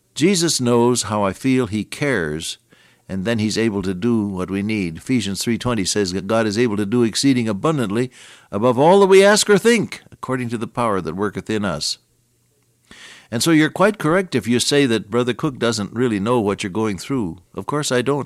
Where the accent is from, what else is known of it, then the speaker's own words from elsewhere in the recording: Santa Clara, California, United States; I was born in Santa Clara, California